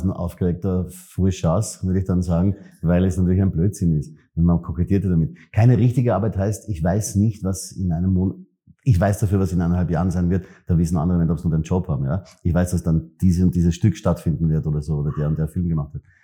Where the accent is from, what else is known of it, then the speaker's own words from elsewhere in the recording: Vienna, Austria; ich komme aus der Triester-Siedlung, die ist auch wahnsinnig, also irgendwas sicher, ja, ob sie jetzt schön in dem Sinn ist